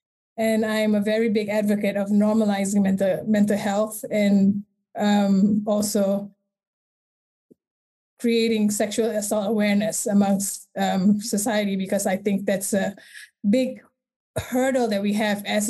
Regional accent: Malaysia; I was born and raised in Malaysia

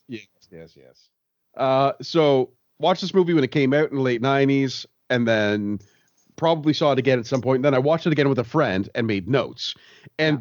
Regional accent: Canada; growing up in Canada

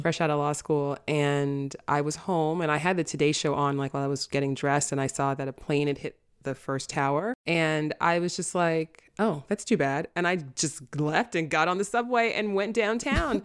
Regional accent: New York City, New York, United States; also born or lived in Manhattan; I grew up in the South Bronx

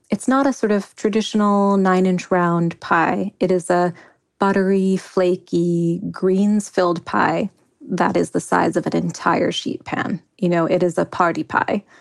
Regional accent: Kenya; kukupaka, which is a chicken curry I grew up eating in Kenya.

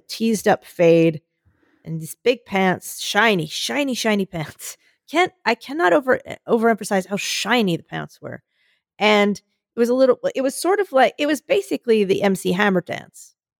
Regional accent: Philadelphia, Pennsylvania, United States; moved away; I come from Philadelphia. I come from that area that everyone's like, "It's one of those really critical areas for the election

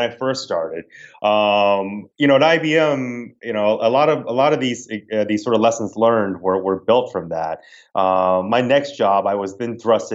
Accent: the South, United States; accent: Southern twang; moved away; I grew up in the South. I'm a Southern boy by heart, you know, and what, if I'm back home more than, you know, 12 hours, my Southern twang starts to come out.

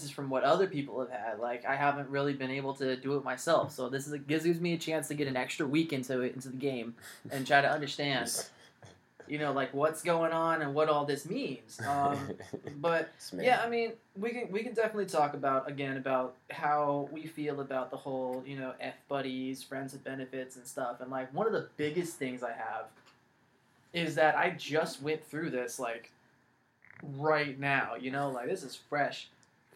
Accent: California, United States; also born or lived in Los Angeles, California / San Francisco Bay Area, California / Central Valley, California; I'm born and raised California, lived in, I was born in Los Angeles, moved from LA to the Bay, been here pretty much my whole life

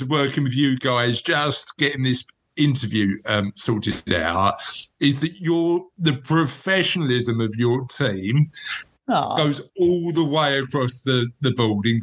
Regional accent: London, United Kingdom; moved away; I'm from Canning Town in Newham originally

